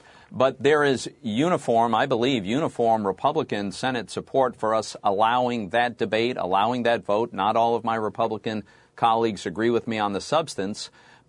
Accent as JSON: {"language": "English", "region": "Pennsylvania", "country": "United States", "tie": "born or raised there"}